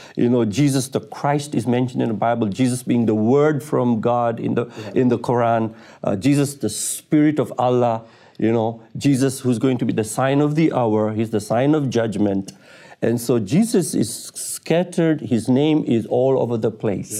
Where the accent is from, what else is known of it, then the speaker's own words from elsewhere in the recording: Tanzania; I was born in Tanzania, East Africa, and I was brought up, uh, as a Muslim in a f, in a Muslim family